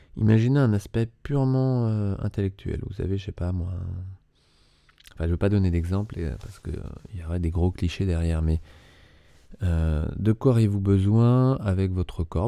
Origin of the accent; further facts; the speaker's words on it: Paris, Île-de-France, France; j'ai grandi à Paris